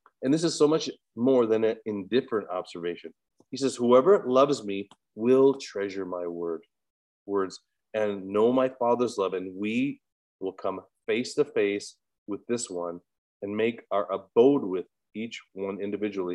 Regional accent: Williston, North Dakota, United States; I'm from Williston, North Dakota, which is an oil town.

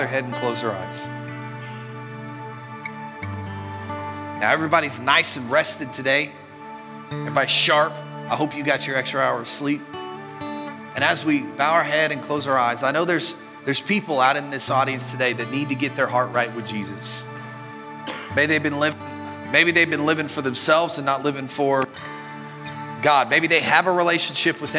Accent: Mineral Wells, Texas, United States; moved away; also born or lived in Marietta; I was born in Mineral Wells, Texas

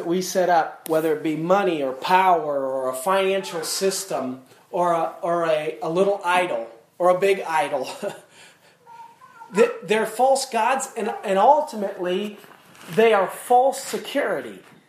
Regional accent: United States; born there; I was born in America, and I have freedom to do these sort of things

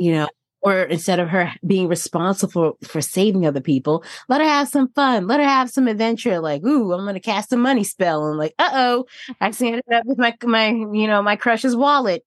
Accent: New Jersey, United States; moved away; also born or lived in Tennessee; my home state

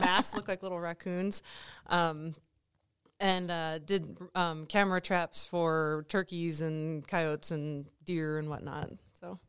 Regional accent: East Coast, United States; moved away as an adult; also born or lived in Colorado / New Mexico; now in Kansas, United States; I'm originally from the East Coast

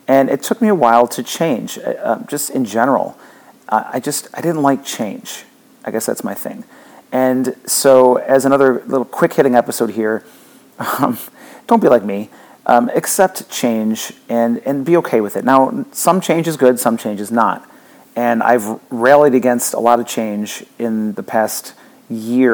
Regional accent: Buffalo, New York, United States; now in Florida, United States; I grew up near Buffalo, New York

